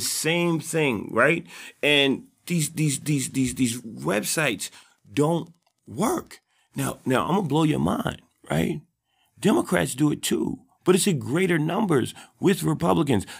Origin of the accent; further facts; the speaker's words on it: New York City, New York, United States; also born or lived in Harlem; I'm from the South Bronx